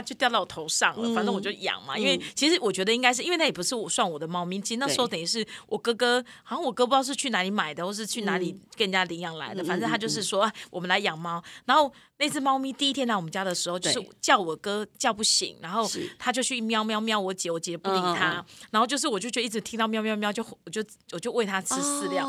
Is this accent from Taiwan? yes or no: yes; Yunlin County, Taiwan; 我云林啊